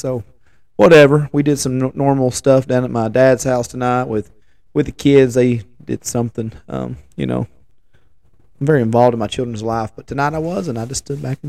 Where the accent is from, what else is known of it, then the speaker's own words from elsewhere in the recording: Hermitage Springs, Tennessee, United States; also born or lived in Jackson County, Tennessee; I'm our Hermitage Springs boy, born and bred. Well, I was born in Jackson County, but I spent all my years in good old Hermitage Springs.